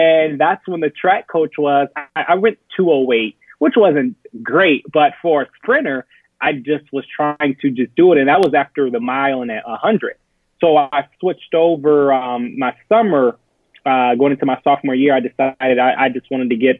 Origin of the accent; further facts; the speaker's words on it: Akron, Ohio, United States; Born and raised in Akron